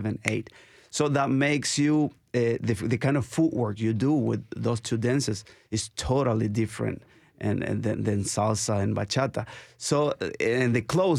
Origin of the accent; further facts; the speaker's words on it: Nicaragua; moved away; I'm from Nicaragua. And we grew up dancing.